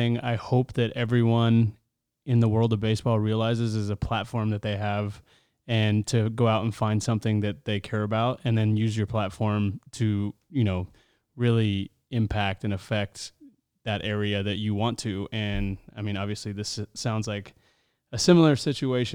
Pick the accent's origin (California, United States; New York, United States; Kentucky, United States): California, United States; Southern; moved away; I'm from Southern California